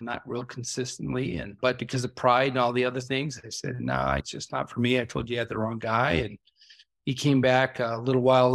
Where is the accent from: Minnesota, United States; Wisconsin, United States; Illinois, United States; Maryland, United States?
Minnesota, United States; Brooklyn Park; we grew up in Brooklyn Park